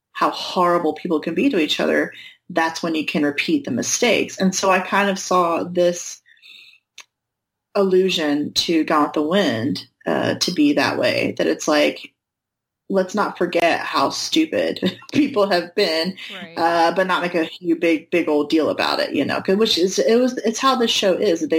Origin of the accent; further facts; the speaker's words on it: North Carolina, United States; Oh my god, I'm from North